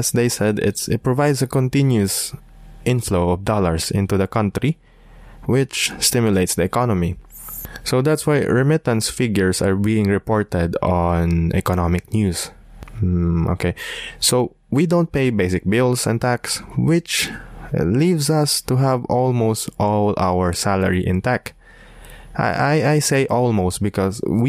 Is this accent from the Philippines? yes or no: yes; Philippines; being a Filipino seafarer